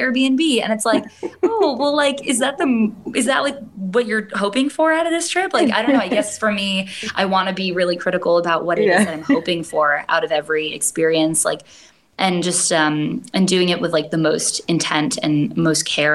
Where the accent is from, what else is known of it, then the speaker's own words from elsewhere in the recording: Michigan, United States; first language English; moved away as an adult; also born or lived in Hawaii; I was born and raised there